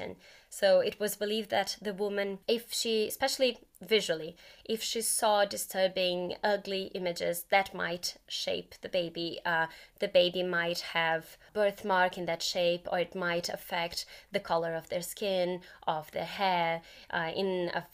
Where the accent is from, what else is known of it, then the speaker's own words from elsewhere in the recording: Brazil; moved away; I'm originally from Brazil